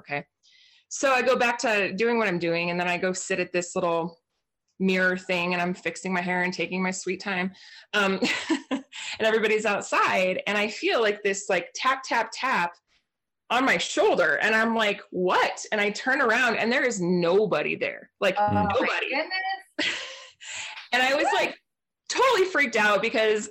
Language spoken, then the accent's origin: English; Portland, Oregon, United States; moved away; also born or lived in New Mexico; I grew up in Portland, Oregon